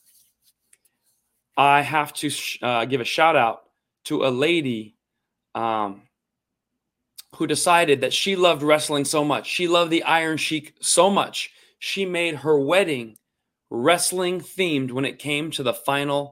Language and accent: English; Reno, Nevada, United States; I grew up in Reno, Nevada. My father left Iran and could never go back